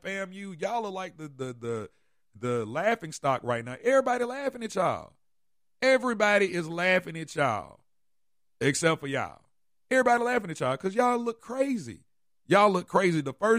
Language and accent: English; Atlanta, Georgia, United States; I'm from Atlanta